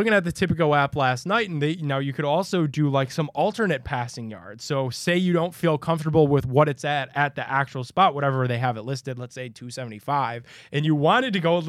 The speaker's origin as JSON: {"language": "English", "town": "Cleveland", "region": "Ohio", "country": "United States", "said": "I'm from Cleveland."}